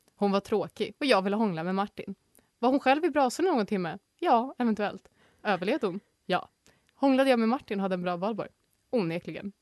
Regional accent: Norrland, Sweden; Jag är geografiskt från Norrland, men jag vet mycket väl om att jag inte får kalla mig norrlänning

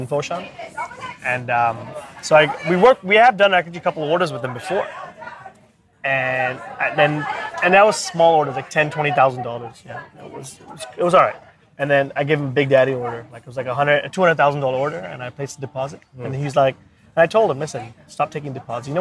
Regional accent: Bangkok, Thailand; moved away as an adult; also born or lived in Australia / India; now in China; I'm born and raised in Bangkok. Parents are from India

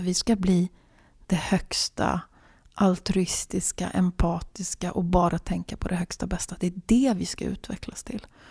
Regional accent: Sweden; also born or lived in Finland (born) / Gävle area forests; Jag betraktar mig som svensk, men jag betraktar mig framförallt som, vilket jag enligt passet är, och det är jag ju de facto, helsvensk på alla sätt och vis

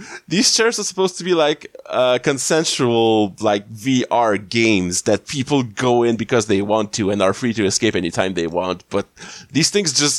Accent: Canada; as a Canadian

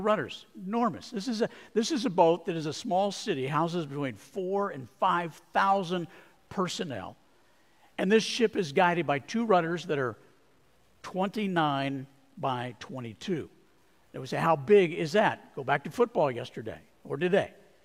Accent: Arizona, United States; I grew up in Arizona

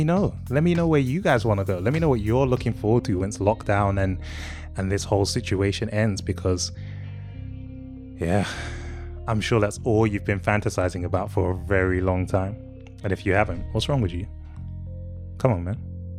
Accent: England, United Kingdom; I was born here. I've never set foot into any of the countries you're thinking of. I'm from England.

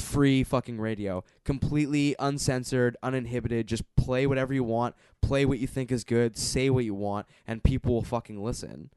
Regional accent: Canada; as a Canadian viewer

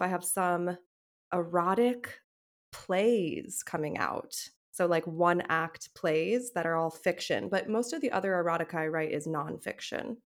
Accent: United States; I'm an American

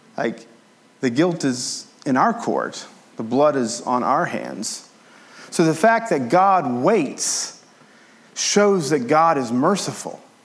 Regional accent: Appalachia, United States; I grew up as an Appalachian American

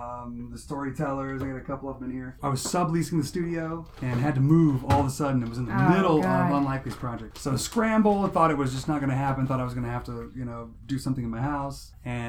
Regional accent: Fort Wayne, Indiana, United States; also born or lived in Auburn, Indiana; And then we moved to Fort Wayne. I'm actually from Fort Wayne.

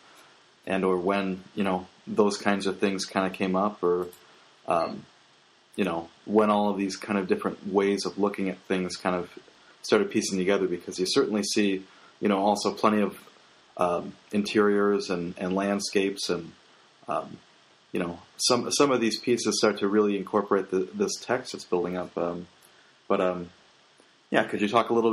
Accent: Roselle, Illinois, United States; I grew up in Roselle, and you know, it's next to another town

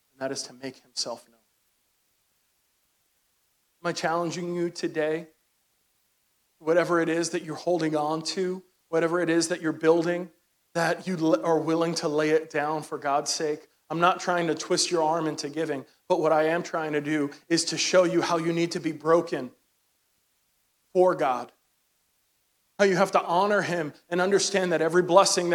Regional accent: New York City, New York, United States; I'm from Brooklyn, New York

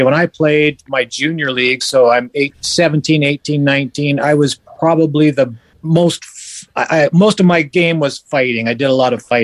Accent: Bellevue, Washington, United States; also born or lived in Edmonton, Alberta, Canada; I was born in Edmonton, Alberta, and until the age of seven. Then at the age of seven, we moved to Bellevue, Washington

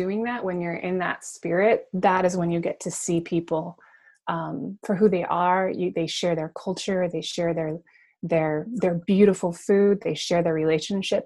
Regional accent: United States; I try to pretend that I'm not from America

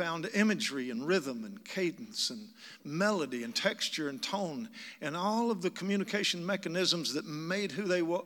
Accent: Kentucky, United States; moved away; also born or lived in Asheville, North Carolina; I'm from Kentucky. That's where I got this accent

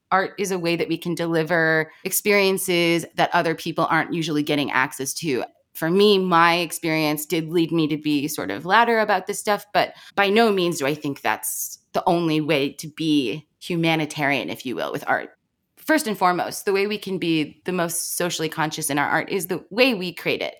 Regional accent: Baltimore, Maryland, United States; I grew up in Baltimore

